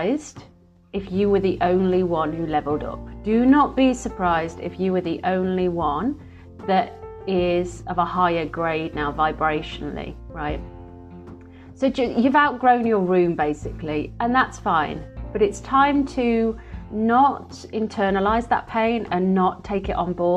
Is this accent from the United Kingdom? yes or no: yes; Midlands, United Kingdom; now in London, United Kingdom; I'm from the Midlands